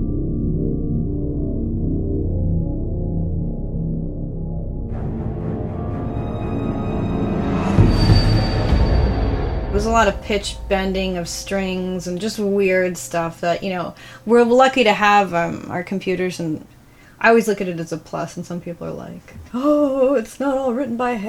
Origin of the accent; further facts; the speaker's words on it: New York, United States; now in Los Angeles, United States; I'm actually from New York